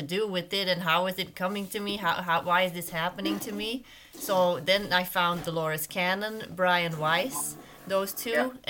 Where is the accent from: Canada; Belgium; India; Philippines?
Belgium; moved away as an adult; also born or lived in United States / Arizona; I'm from Belgium originally. Then I lived in the US for